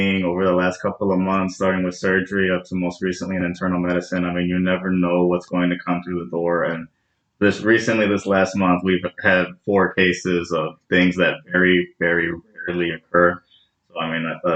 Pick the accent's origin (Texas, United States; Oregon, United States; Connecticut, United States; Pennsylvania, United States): Texas, United States; McAllen; I come from a very rural, small place in South Texas. So my hometown's McAllen, Texas